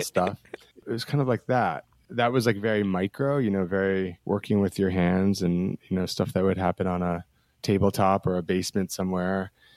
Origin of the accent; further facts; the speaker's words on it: New Jersey, United States; now in Brooklyn, United States; I grew up in New Jersey, about an hour and a half from the city